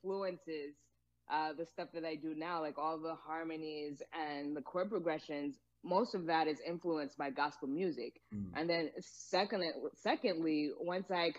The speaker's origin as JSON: {"language": "English", "town": "Hampton", "region": "Virginia", "country": "United States", "tie": "born or raised there", "also_born_or_lived": "Atlanta, Georgia", "moved": "as an adult", "lives_now": "Santa Barbara, United States", "said": "I'm originally from Virginia, Hampton, Virginia specifically"}